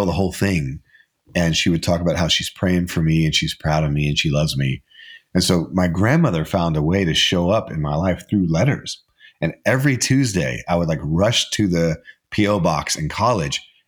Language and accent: English; Arkansas, United States; I was born in Arkansas, and I grew up hunting and fishing